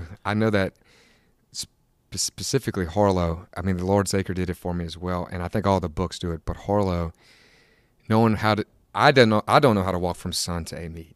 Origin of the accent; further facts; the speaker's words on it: Tangipahoa Parish, Louisiana, United States; I am from Tangier Village Parish